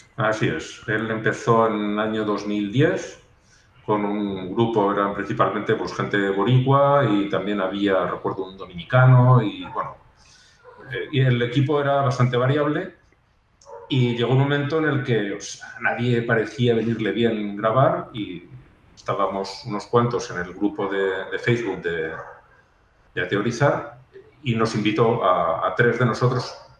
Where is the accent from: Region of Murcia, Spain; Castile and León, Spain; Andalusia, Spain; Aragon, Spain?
Aragon, Spain; mi pueblo no es que sea muy grande, pero unos 15.000 habitantes, para, para donde yo soy, Aragón